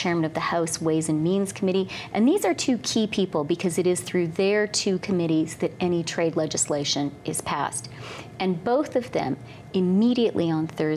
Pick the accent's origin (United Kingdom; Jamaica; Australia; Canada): Canada; we are Canadian